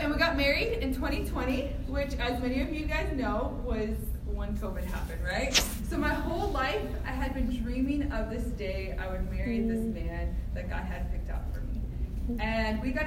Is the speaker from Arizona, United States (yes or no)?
yes; Phoenix, Arizona, United States; now in Miami, United States; I grew up in Phoenix, Arizona